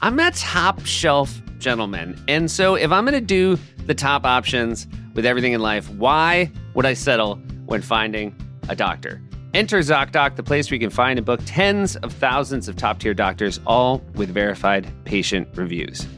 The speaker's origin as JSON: {"language": "English", "region": "New Hampshire", "country": "United States", "said": "I'm from New Hampshire."}